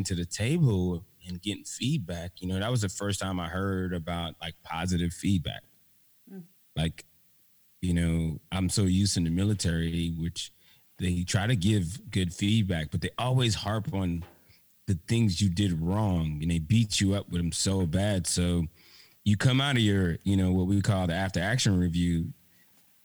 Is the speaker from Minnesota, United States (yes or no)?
no; Miami, Florida, United States; my hometown in Miami, Florida